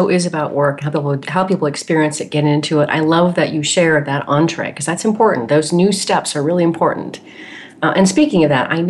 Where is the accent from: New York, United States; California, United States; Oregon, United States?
Oregon, United States; being somebody from the Northwest, I grew up in Oregon